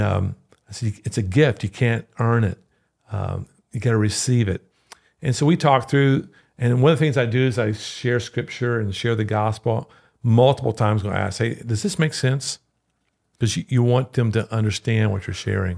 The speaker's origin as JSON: {"language": "English", "region": "Louisiana", "country": "United States", "moved": "yes", "said": "I'm from Louisiana"}